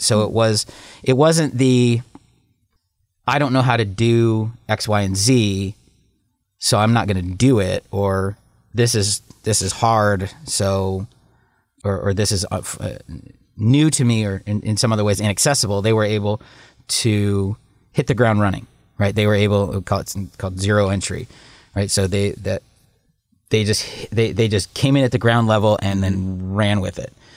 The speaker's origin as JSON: {"language": "English", "town": "Pittsburgh", "region": "Pennsylvania", "country": "United States", "said": "I'm also from Pittsburgh"}